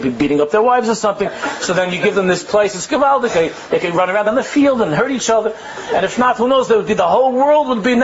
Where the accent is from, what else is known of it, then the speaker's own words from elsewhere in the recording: United States; we grew up in America